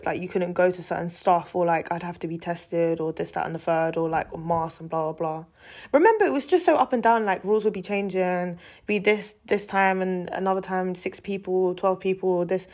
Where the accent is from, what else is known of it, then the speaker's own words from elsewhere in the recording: London, United Kingdom; I was born and raised in London